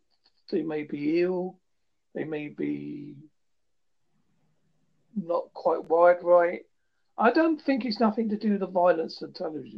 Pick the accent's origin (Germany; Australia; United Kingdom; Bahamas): United Kingdom; a British perspective